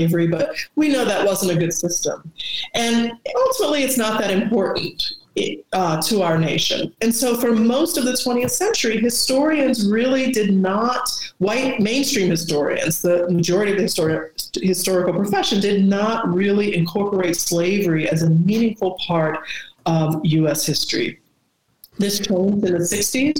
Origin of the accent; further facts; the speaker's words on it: the South, United States; I grew up in the South